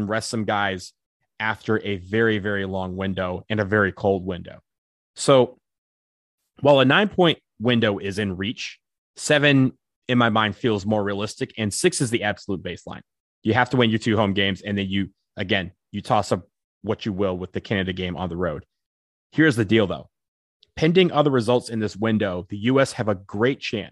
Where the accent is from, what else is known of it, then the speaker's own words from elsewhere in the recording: Michigan, United States; now in Washington, D.C., United States; I'm from Michigan